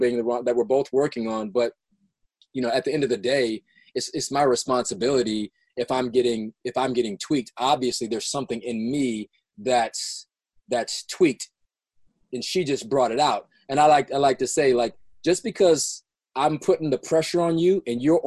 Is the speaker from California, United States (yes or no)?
yes; Los Angeles, California, United States; I grew up in South Central LA, South